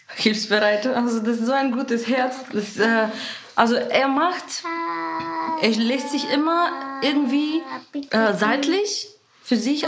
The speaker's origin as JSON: {"language": "German", "country": "Bulgaria", "second_language": "German", "moved": "as an adult", "lives_now": "Germany", "said": "ich komme aus Bulgarien, bin seit zehn Jahren in Deutschland"}